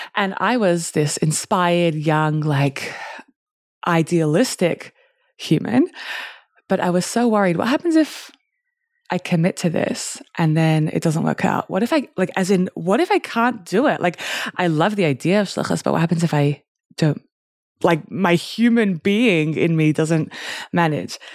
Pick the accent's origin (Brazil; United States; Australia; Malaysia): Australia; now in Newcastle, Australia; I grew up in Australia